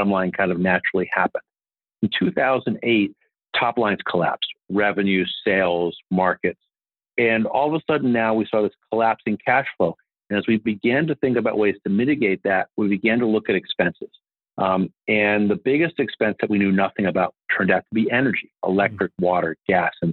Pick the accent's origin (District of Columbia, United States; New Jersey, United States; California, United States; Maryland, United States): District of Columbia, United States; Washington; I grew up here in Washington, D.C., which is where I'm speaking to you from